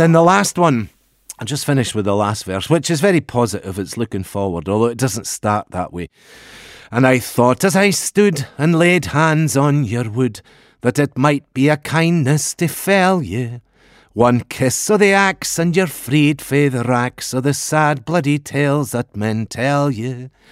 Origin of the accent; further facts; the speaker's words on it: Pitlochry, Scotland, United Kingdom; growing up in Pitlochry, right next to the church in the middle of the town there